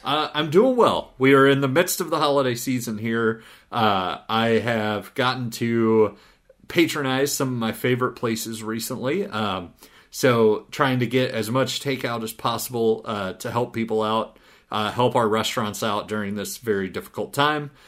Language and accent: English; Southeast Missouri, United States; I grew up in Southeast Missouri